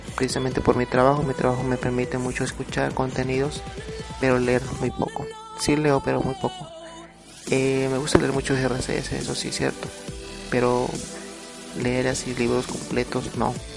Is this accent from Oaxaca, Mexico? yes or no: yes; Oaxaca, Mexico; soy de México, soy de Oaxaca